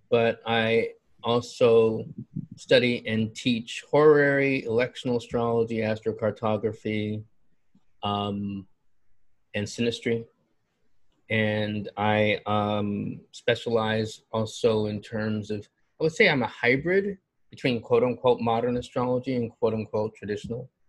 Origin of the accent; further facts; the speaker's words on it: Buffalo, New York, United States; also born or lived in Philadelphia; now in Newark, United States; I'm in Newark, New Jersey. I hail to you from Buffalo, New York, via Philadelphia, via also New York City, Brooklyn, New York.